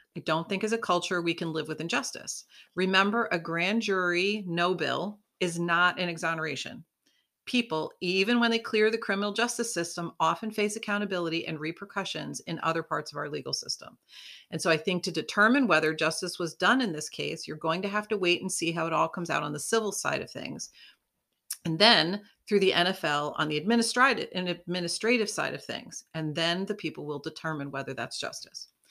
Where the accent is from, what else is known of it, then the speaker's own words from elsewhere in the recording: Buffalo, New York, United States; we are from Buffalo